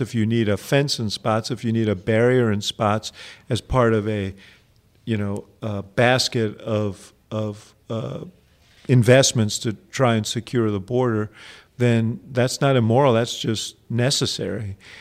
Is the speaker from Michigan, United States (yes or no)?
no; New York, United States; Growing up in New York